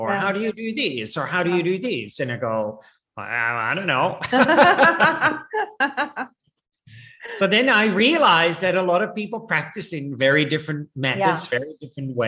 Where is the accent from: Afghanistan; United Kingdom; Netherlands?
Netherlands; moved away as an adult; also born or lived in India / Nepal / Australia; I was born in Holland and raised there.